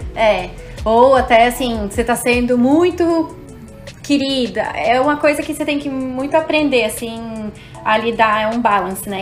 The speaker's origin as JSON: {"language": "Portuguese", "country": "Brazil", "moved": "yes", "said": "Do Brasil"}